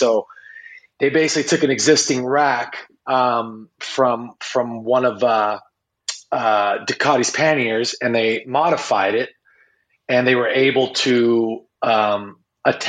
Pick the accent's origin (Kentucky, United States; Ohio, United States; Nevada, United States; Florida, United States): Nevada, United States; Las Vegas; Born and raised in Las Vegas